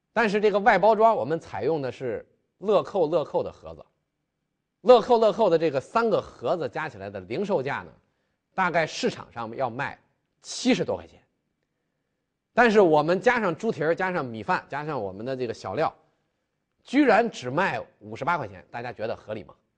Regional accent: China; 我们中国人的特性，大家都非常喜欢玩手机

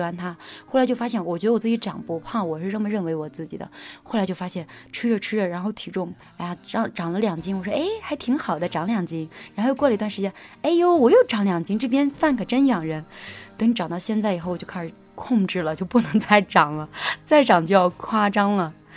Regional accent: Anhui, China; moved away as an adult; also born or lived in Xi'an, Shaanxi; now in Xinjiang, China; 我是安徽人嘛，然后后来又在西安上的学

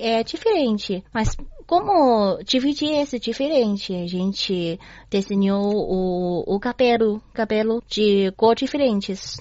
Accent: Beijing, China; Portuguese is a second language; moved away as an adult; also born or lived in Rio de Janeiro, Brazil; Sou de Beijing

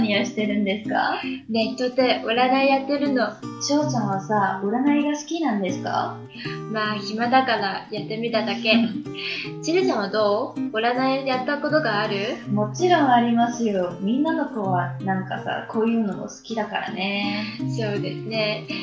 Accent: China; 私たち中国人

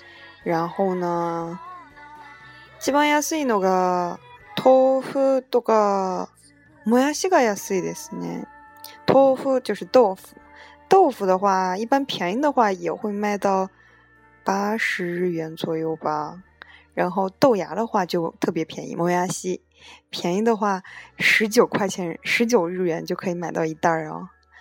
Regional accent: China; now in Japan; 真的还对欧美人来说都非常贵，更何况是对我们中国人来说呢，一样的贵了。

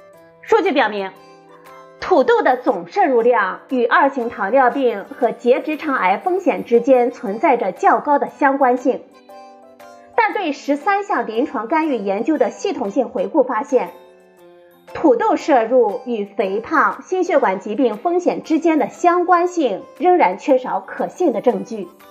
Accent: China; 对我们中国人来说

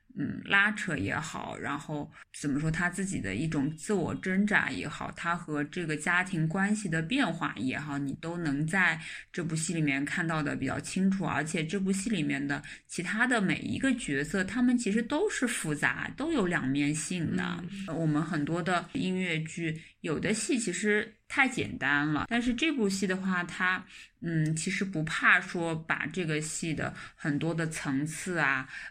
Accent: China; 因为我们中国人

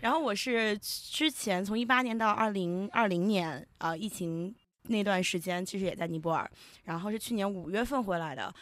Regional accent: China; moved away as an adult; also born or lived in Nepal; 在国内出生长大

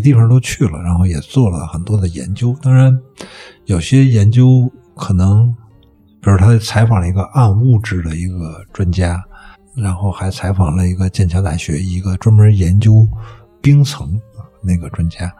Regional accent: Hepingli, Beijing, China; 我原来在那个和平里那儿展的那个画面，我们一般附近有一个一片农田，就是叫太阳公公社

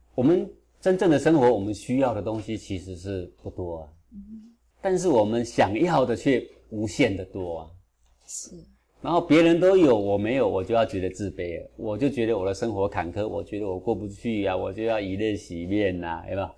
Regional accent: Taiwan; 我是这个六二年出生的嘛。出生的时候呢，台湾物资还是非常缺乏

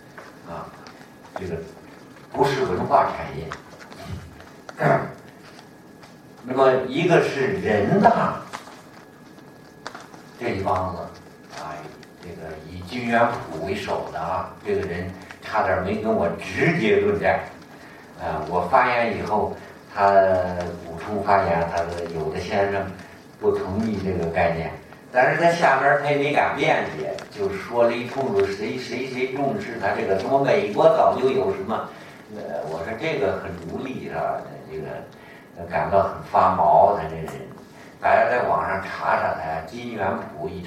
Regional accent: Hebei, China; 哪有这么欺负我们河北人的？

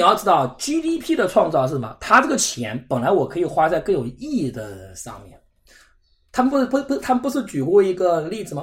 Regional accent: Zhejiang, China; 像我们浙江这边

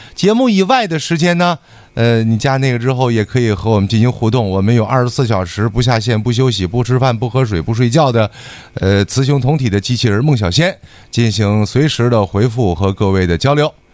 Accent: Northeast China, China; 我们东北人

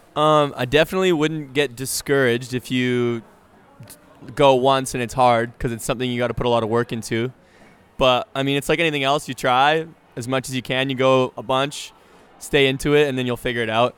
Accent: Canada; I played hockey because I'm Canadian

